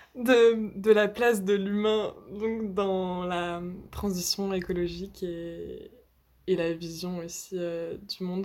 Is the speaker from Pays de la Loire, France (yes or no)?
yes; Nantes, Pays de la Loire, France; je viens de Nantes.